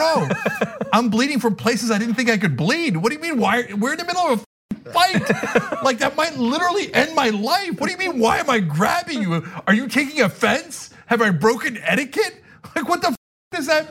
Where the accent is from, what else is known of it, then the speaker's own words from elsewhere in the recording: United States; I grew up in America.